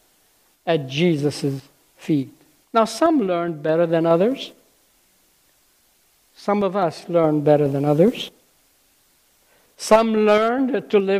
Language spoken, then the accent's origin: English; Lebanon; moved away; I grew up in Lebanon, some of you may know, and left school when I was 12